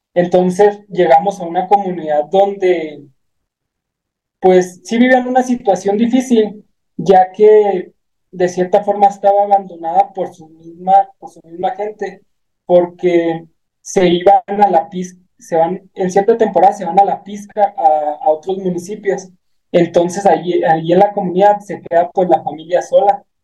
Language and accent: Spanish; Guachochi, Chihuahua, Mexico; yo soy originario de, del municipio de Huachuchi, Chihuahua